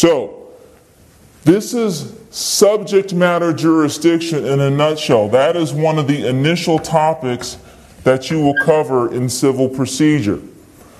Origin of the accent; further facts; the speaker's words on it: Virginia, United States; I'm from Virginia. Anyone who has a legal dispute with me can come to Virginia and sue me here because I'm a citizen of Virginia